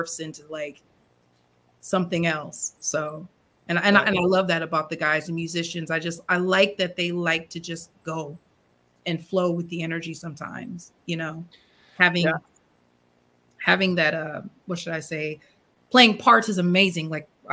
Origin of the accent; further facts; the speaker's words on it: Peoria, Illinois, United States; my hometown of Peoria, Illinois